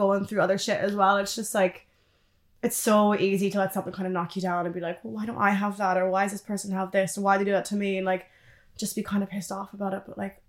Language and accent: English; Canada; moved away as an adult; Yeah, my accent's fucked.